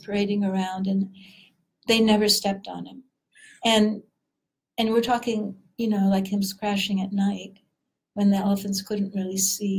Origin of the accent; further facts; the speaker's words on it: Southern California, United States; moved away; also born or lived in Washington / Oregon; been growing up in Southern California